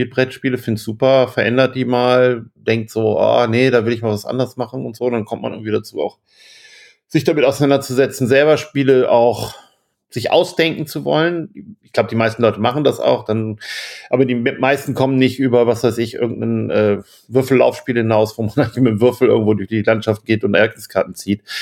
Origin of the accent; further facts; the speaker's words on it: Bremen, Germany; bin aus Bremen, habe meinen Verlag seit Ewigkeit, seit 92